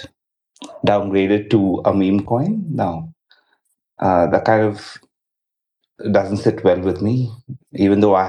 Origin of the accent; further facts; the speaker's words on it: India; I'm from India